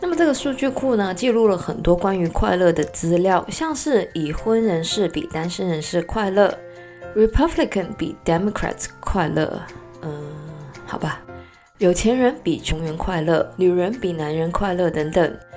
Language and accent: Chinese; Hong Kong; 作为一个香港人呢，我的河南的发音呢是非常不标准的